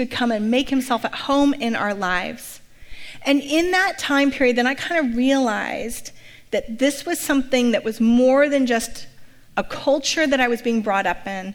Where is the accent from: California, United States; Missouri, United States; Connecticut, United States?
California, United States; Santa Rosa; moved away as an adult; now in Bay Area, United States; My parents are still in Santa Rosa, and I still kind of consider it my hometown, even as I'm here for a very long time now in the Bay Area